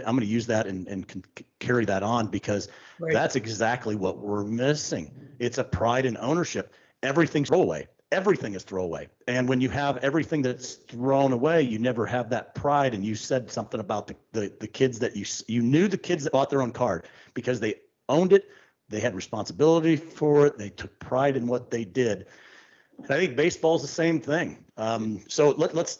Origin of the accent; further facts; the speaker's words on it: Pittsburgh, Pennsylvania, United States; I'm from Pittsburgh.